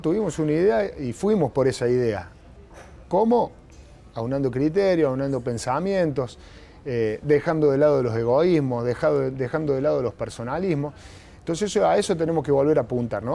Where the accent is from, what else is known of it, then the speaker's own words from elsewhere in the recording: Argentina; en una sociedad como la Argentina